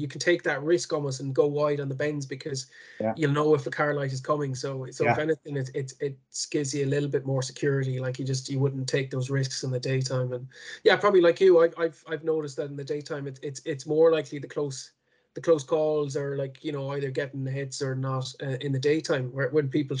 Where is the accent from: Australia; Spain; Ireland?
Ireland; Connemara, Connacht; I'm from Connemara